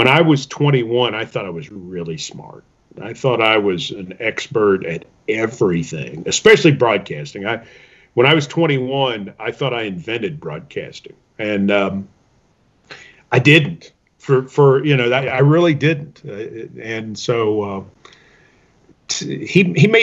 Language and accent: English; Middle Tennessee, United States; I'm from East Tennessee, grew up in Middle Tennessee.